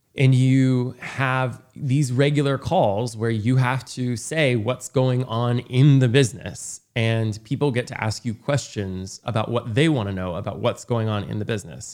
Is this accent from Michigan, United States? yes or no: no; rural Indiana, United States; I grew up in rural Indiana where no one had any money.